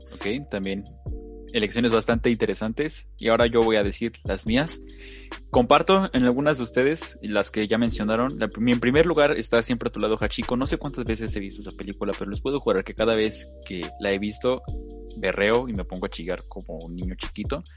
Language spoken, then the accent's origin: Spanish; Mexico; somos mexicanos